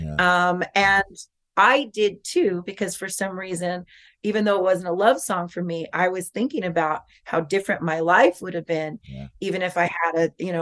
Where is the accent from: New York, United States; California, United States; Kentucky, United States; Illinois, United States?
California, United States; Norwalk; I was born in Norwalk